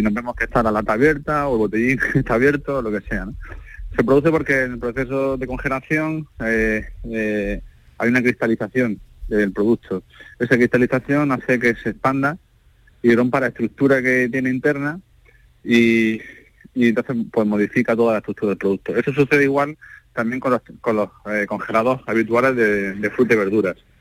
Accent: Almería, Andalusia, Spain; como andaluz, como almeriense, como español

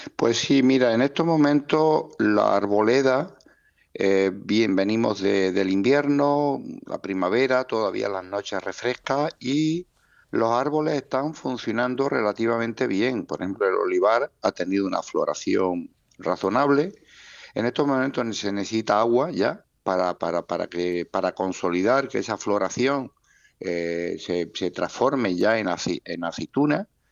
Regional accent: Almería, Andalusia, Spain

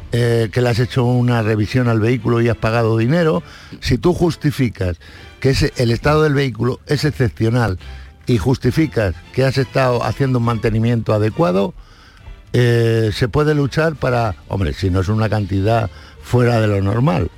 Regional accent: Madrid, Community of Madrid, Spain; moved away; la mayoría de mi familia vive allí, en Madrid, soy madrileño

